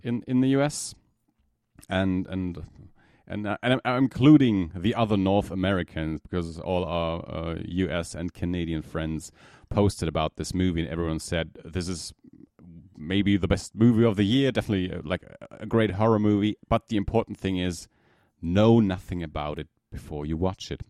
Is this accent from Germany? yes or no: yes; Germany; from Germany